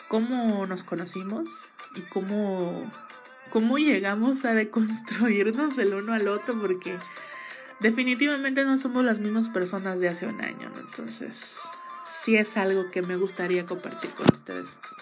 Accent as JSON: {"language": "Spanish", "region": "Mexico City", "country": "Mexico", "tie": "born or raised there", "said": "yo soy originaria de la Ciudad de México"}